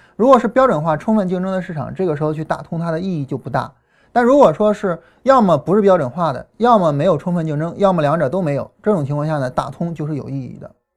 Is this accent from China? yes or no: yes; China; 我们中国人